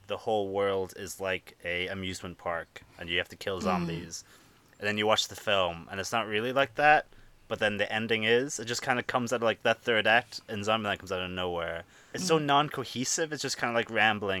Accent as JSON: {"language": "English", "country": "Ireland", "tie": "born or raised there", "said": "I was raised in Ireland"}